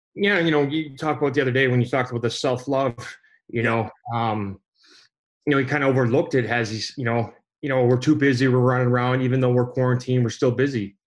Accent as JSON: {"language": "English", "country": "Canada", "tie": "born or raised there", "said": "growing up in Canada"}